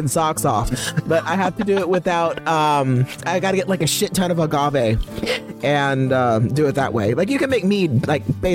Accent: Midwest, United States; I grew up in the Midwest.

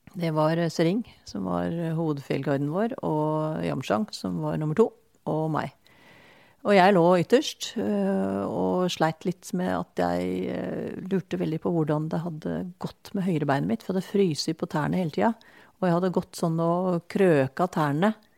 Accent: Eastern Norway, Norway; moved away; jeg er fra Østlandet

